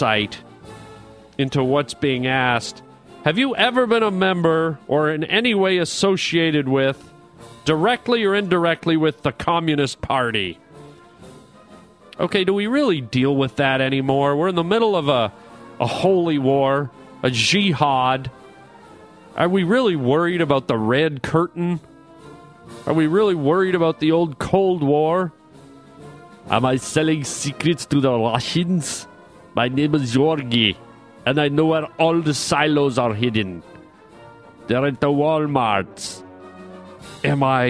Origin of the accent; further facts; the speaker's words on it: Canada; accent: Canadian; now in United States; I am a Canadian boy by birth